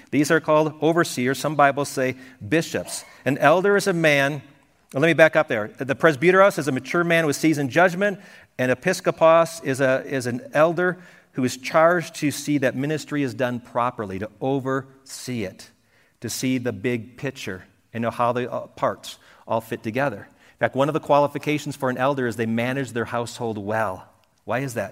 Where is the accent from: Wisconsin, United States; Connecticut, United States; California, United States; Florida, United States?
Wisconsin, United States; moved away; I grew up in Wisconsin, and we could see cows on farms all over the place, but never sheep